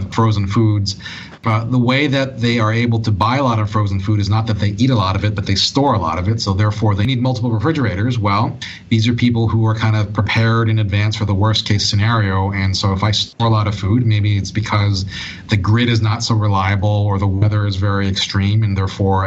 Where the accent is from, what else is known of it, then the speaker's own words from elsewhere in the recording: Hawaii, United States; I was born and raised in Hawaii